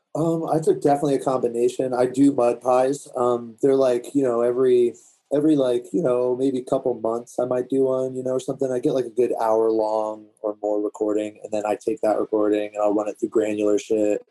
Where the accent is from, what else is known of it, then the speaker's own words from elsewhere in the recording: DC, Virginia, United States; moved away as an adult; also born or lived in Washington, D.C. / Maryland; now in Montana, United States; I'm originally from DC, uh, Virginia area